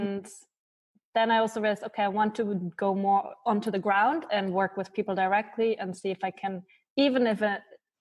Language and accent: English; Munich, Bavaria, Germany; moved away as an adult; also born or lived in Malta; now in Switzerland; I used to do a lot of work for refugees and migrants also in my hometown in Munich.